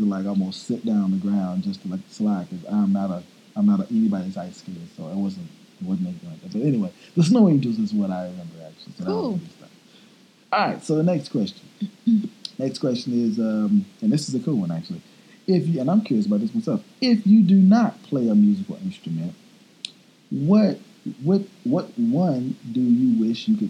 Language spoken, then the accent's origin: English; Texas, United States; I'm from Texas originally